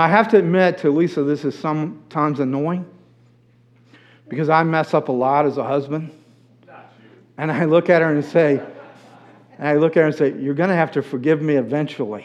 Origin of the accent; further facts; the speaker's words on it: United States; I was born in the United States